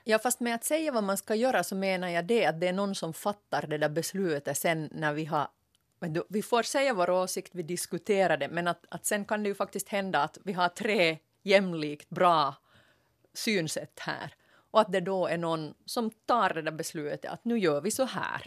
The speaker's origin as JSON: {"language": "Swedish", "region": "Ostrobothnia", "country": "Finland", "said": "Som jag österbottning"}